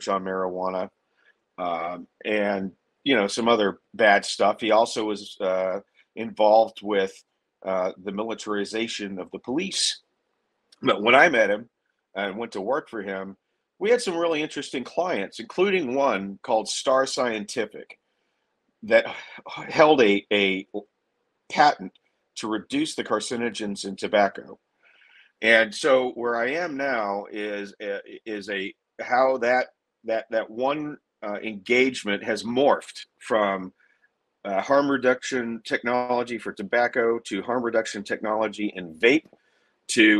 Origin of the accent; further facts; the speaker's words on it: Pasadena, Texas, United States; I'm from Pasadena, Texas. A lot of guys I grew up with are working class guys